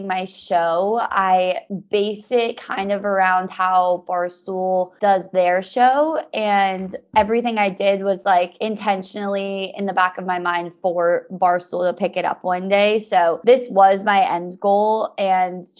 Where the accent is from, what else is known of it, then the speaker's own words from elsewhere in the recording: about 20 minutes north of Boston, Massachusetts, United States; also born or lived in Alabama; I grew up in Massachusetts. I was about 20 minutes north of Boston